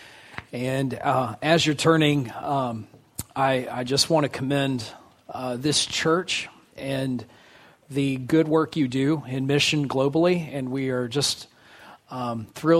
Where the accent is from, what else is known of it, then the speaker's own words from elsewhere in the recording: Fort Worth, Texas, United States; I was born in Fort Worth, grew up in DFW